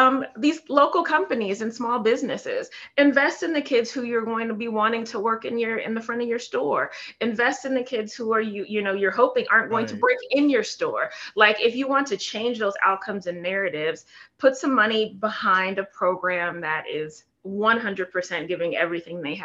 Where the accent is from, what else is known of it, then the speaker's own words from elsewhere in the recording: San Francisco, California, United States; moved away; I'm in from San Francisco, right? So back in when I grew up, it was a small little city and working class people